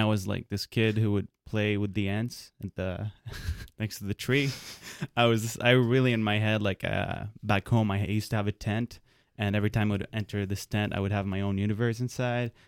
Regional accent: Lebanon; moved away; I was born in Lebanon

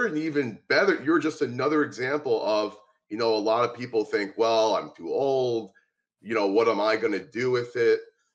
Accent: Miami, Florida, United States; now in Teaneck, United States; I'm from Miami

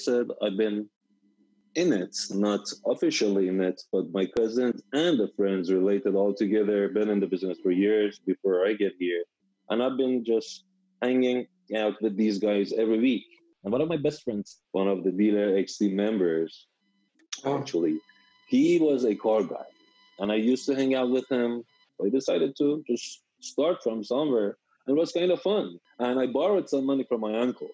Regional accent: Tehran, Tehran Province, Iran; English is a second language; moved away as an adult; now in Sacramento, United States; I'm from like Tehran, which is the capital of Iran, a big city

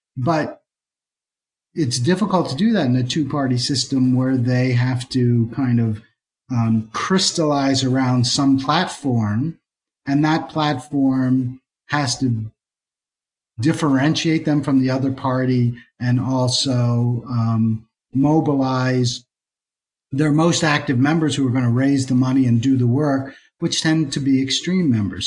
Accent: Philadelphia, Pennsylvania, United States; now in Atlanta, United States; I'm from Philadelphia

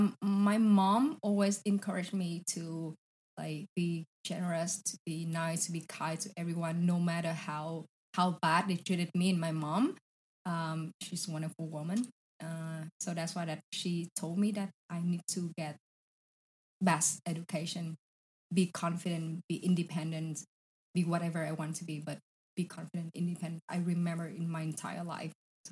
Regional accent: Saigon, Ho Chi Minh City, Vietnam; It's, you know, Saigon is like crazy, crazy place.

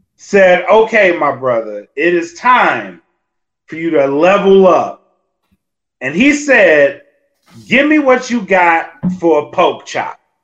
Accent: Louisiana, United States; I'm from Louisiana

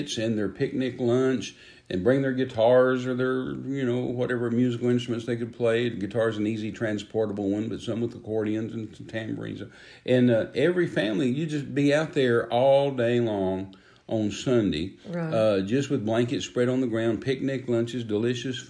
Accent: Texas, United States; now in Oklahoma, United States; I was raised in Texas

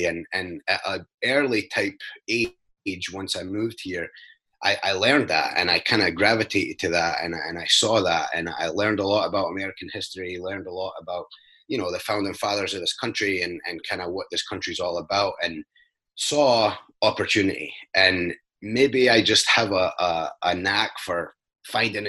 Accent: Scotland, United Kingdom; now in United States; I grew up in Scotland in a very small, poor mining town

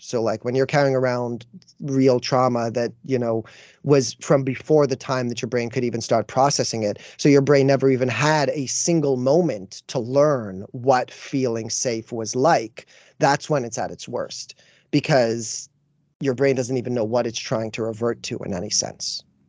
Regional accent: Canada; as a Canadian

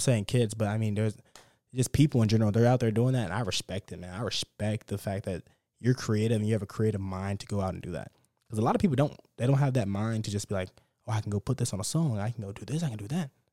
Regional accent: Dallas, Texas, United States; I'm from Dallas too

